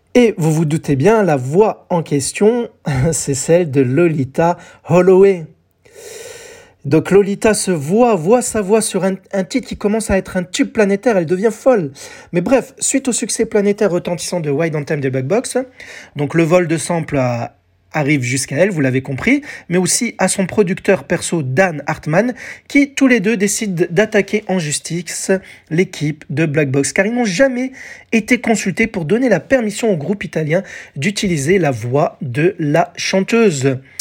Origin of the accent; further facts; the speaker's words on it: France; chez nous en France